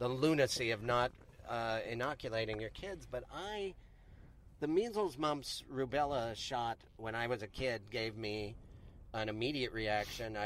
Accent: Montana, United States; moved away; I grew up in Montana and lived in a basement my whole life

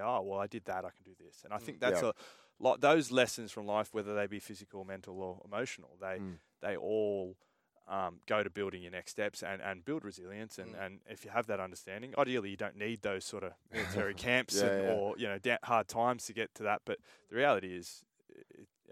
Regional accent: Sydney, New South Wales, Australia; I grew up in Oakley, and my parents moved back to New Zealand

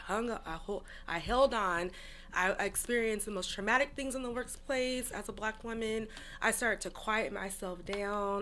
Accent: Seattle, Washington, United States; I grew up in this in Seattle in mm-hmm. Rainier Valley

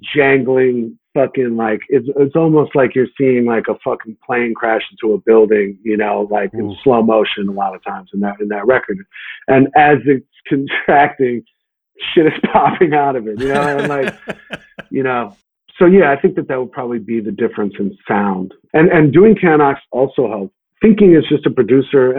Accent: New York, United States; I'm a New Yorker through and through

